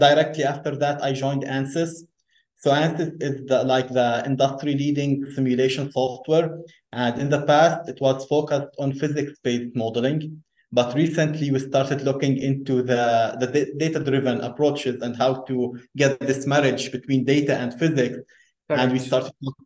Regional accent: Lebanon; moved away as an adult; also born or lived in Beirut / Minnesota, United States; now in United States; I was grew up in Lebanon. Originally, I am Palestinian

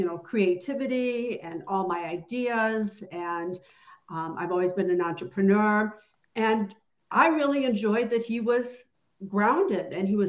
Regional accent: Detroit, Michigan, United States; moved away; also born or lived in Phoenix, Arizona; I grew up in Detroit, but then I moved out to Phoenix, Arizona

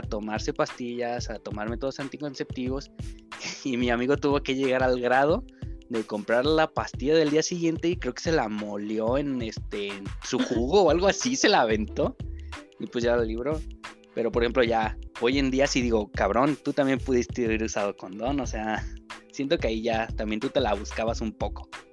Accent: General Escobedo, Nuevo León, Mexico; tengo 24 años y soy de Escobedo

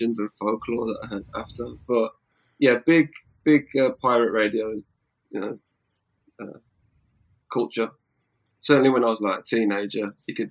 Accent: Wolverhampton, West Midlands, United Kingdom; now in London, United Kingdom; I'm from Wolverhampton

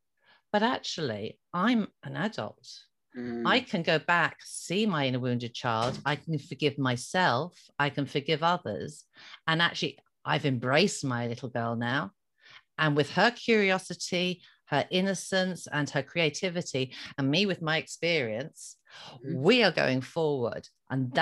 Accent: Ireland; being an Irish Catholic girl, I was brought up with the word fault and blame.

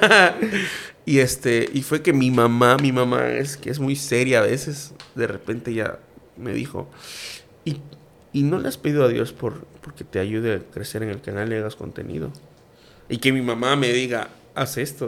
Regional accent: Campeche, Mexico; yo soy más campechano que el pan de cazón

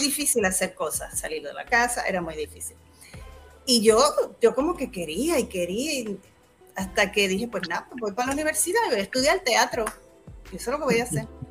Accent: Humacao, Puerto Rico; also born or lived in New York; Soy de Humacao, humacaeña.

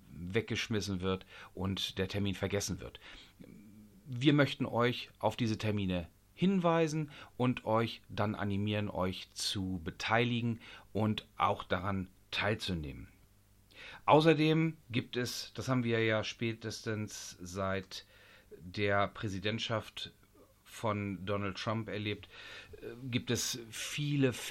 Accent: Lower Saxony, Germany; Ich bin seinerzeit aus Niedersachsen nach Schleswig-Holstein gezogen

